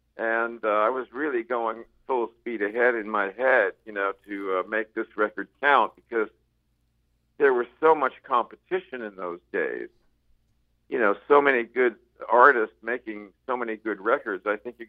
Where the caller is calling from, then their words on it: Palm Desert, California, United States; Palm Desert, California.